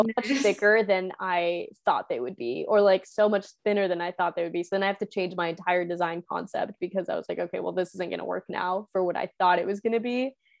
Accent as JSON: {"language": "English", "country": "Spain", "tie": "born or raised there", "said": "I bought some when I was in Spain, because my hometown has this little like market, like flea market, every single Wednesday"}